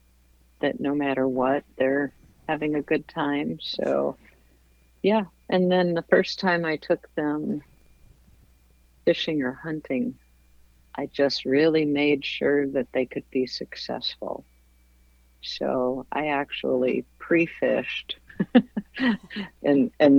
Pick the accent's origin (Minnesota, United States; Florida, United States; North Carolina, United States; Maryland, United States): Minnesota, United States; moved away as an adult; also born or lived in Montana / Arizona / Alaska / Iowa; I grew up in Minnesota hunting and fishing.